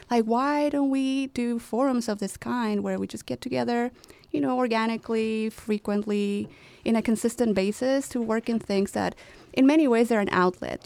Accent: Chihuahua, Mexico; moved away as an adult; now in Chicago, United States; my hometown, Chihuahua, Mexico

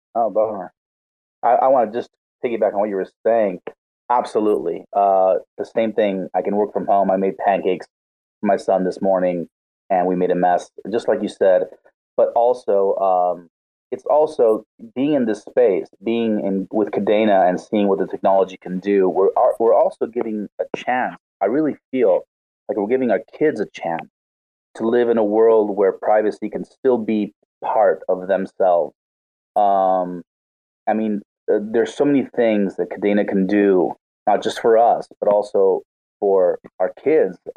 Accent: Argentina; I I am sorry for all us Argentinians here

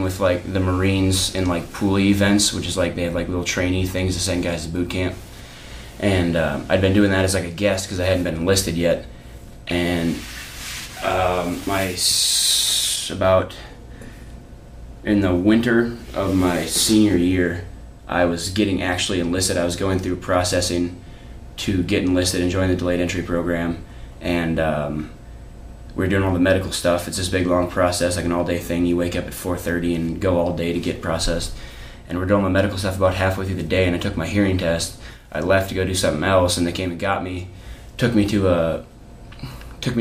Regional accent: Huron, South Dakota, United States; moved away as an adult; I grew up about 10 miles south of my hometown on a ranch

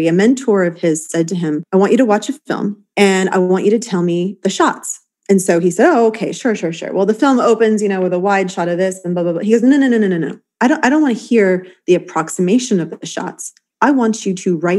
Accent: New York City, New York, United States; I grew up playing in Washington Square Park

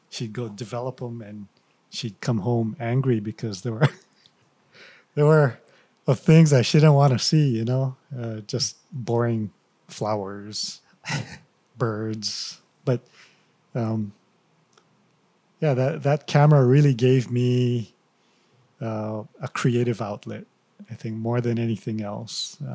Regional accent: Hilo, Hawaii, United States; Born and raised in Hilo.

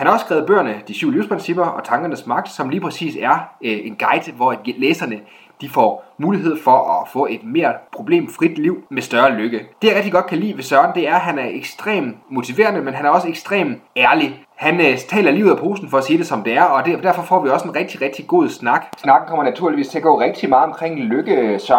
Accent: Jutland, Denmark; på godt jysk, øh, hvor jeg kommer fra

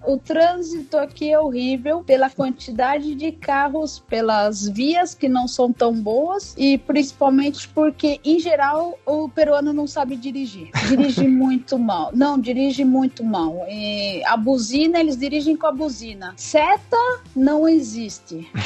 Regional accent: São Paulo, Brazil; moved away as an adult; now in Peru; a gente é paulista

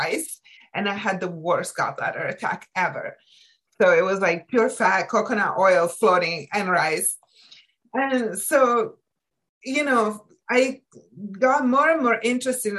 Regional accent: Italy; moved away as an adult; now in United States; I was born and raised in Italy

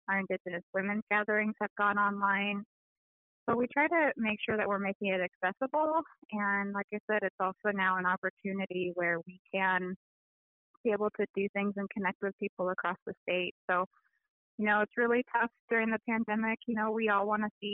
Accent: Wrangell, Alaska, United States; also born or lived in Juneau, Alaska; now in Anchorage, United States; I am originally from Wrangell and Juneau, although I currently live here on the Dena'ina lands in Anchorage

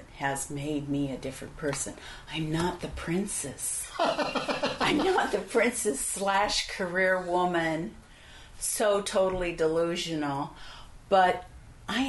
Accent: Midwest, United States; I have a Polish-German background from both parents, and I was born in the Midwest

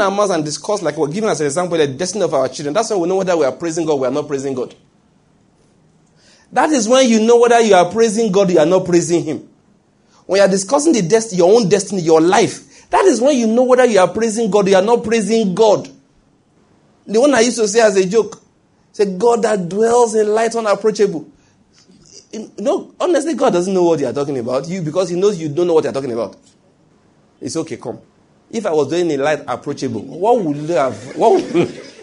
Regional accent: Ondo, Nigeria; moved away as an adult; also born or lived in Benin City, Edo State; I grew up in Ondo State, did my schooling in University of Benin

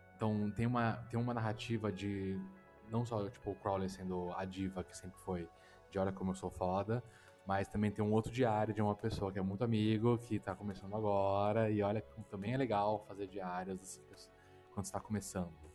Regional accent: Brazil; sou brasileiro

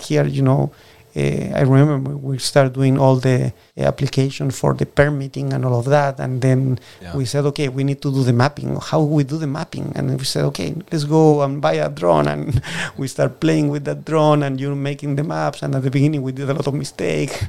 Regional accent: Puerto Varas, Los Lagos, Chile; first language Spanish; English is a second language; moved away as an adult; now in Washington, United States; I'm from Puerto Varas

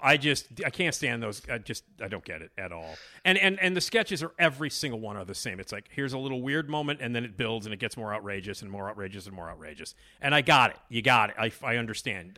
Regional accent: Chicago, Illinois, United States; I'm from Chicago

